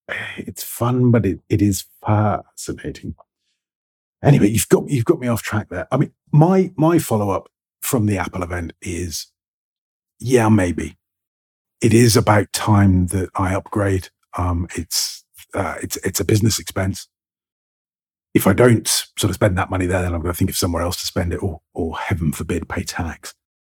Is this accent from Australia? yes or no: no; England, United Kingdom; accent: received pronunciation British; my received pronunciation British accent, because that's my accent.